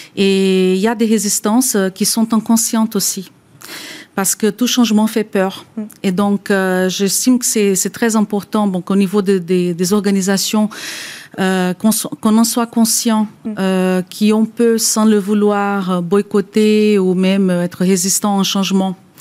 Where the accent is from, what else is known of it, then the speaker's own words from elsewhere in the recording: Brazil; French is a second language; moved away as an adult; now in France; je suis moi-même brésilienne d'origine. Je suis en France depuis 20 ans, donc je suis française à présent